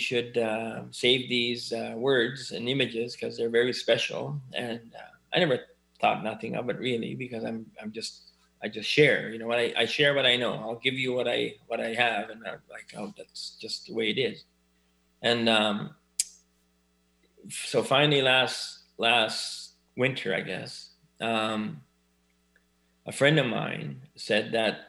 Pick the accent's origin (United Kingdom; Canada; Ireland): Canada; Elsipogtog, New Brunswick; I was born and raised in Osibuktuk, which is formerly known as Big Cove. It's a First Nations community